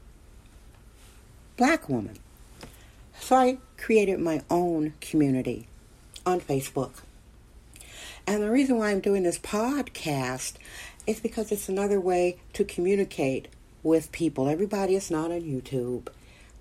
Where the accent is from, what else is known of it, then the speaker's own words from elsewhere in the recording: Milwaukee, Wisconsin, United States; now in San Francisco, United States; I was raised in Milwaukee.